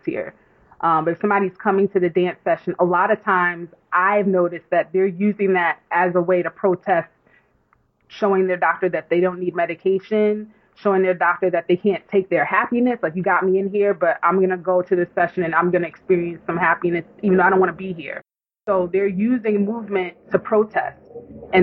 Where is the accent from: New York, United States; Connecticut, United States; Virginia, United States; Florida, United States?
New York, United States; accent: New York; I don't realize how I sound so New York until I leave New York and somebody goes, where are you from? And you say New York.